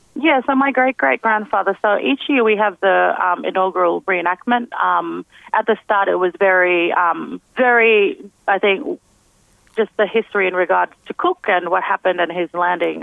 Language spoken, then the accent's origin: English; Hopevale, Queensland, Australia; also born or lived in Cairns / Cooktown; I was born in Cairns but raised in Hopevale.